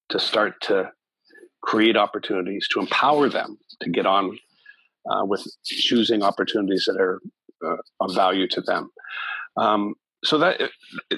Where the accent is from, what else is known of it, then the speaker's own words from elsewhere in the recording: Canada; as a Canadian